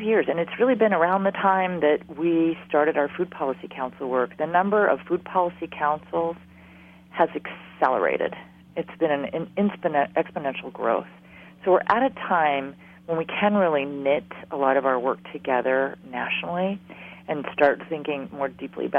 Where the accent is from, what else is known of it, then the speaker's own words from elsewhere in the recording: Hawaii, United States; moved away; I'm from Hawaii